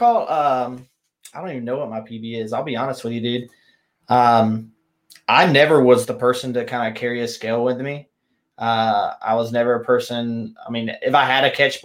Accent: South Carolina, United States; now in Texas, United States; Growing up in South Carolina

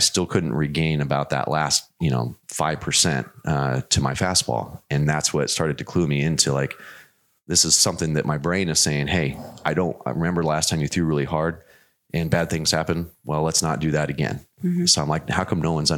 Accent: Arizona, United States; I grew up out in Arizona

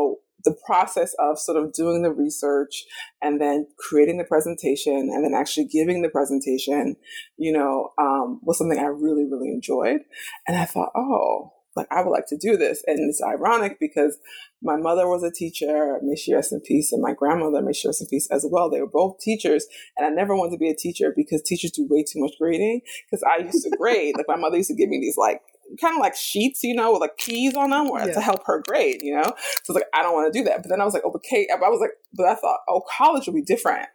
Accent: New York, United States; moved away as an adult; also born or lived in Damascus; now in Chicago, United States; I'm a New Yorker, so I was in New York. I was at home when 9/11 happened

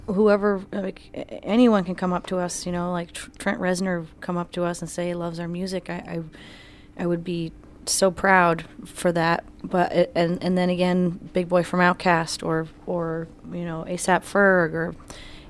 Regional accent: Greenwich, New York, United States; you better pronounce that W, where we're from

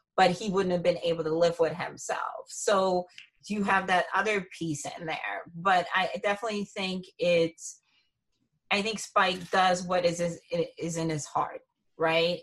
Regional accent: Lawrenceville, New Jersey, United States; also born or lived in Princeton; I grew up in Lawrenceville

